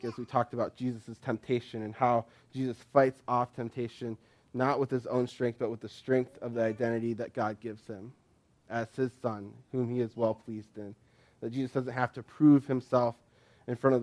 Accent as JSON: {"language": "English", "country": "United States"}